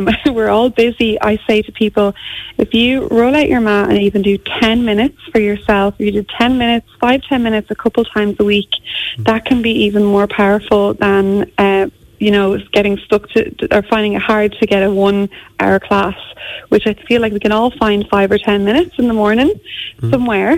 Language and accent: English; Ireland; moved away as an adult; also born or lived in Auckland, New Zealand; we're so Irish